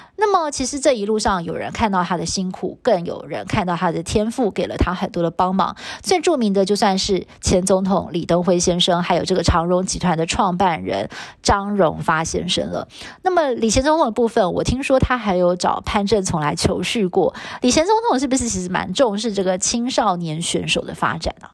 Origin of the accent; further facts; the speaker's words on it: Taiwan; 是我们台湾的教育体制培养出来的小孩哦